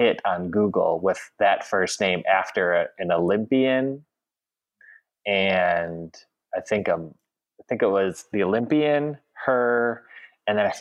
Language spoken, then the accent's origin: English; Madison, Wisconsin, United States; now in Memphis, United States; my hometown of Madison, which of course is a city with a rich history of protests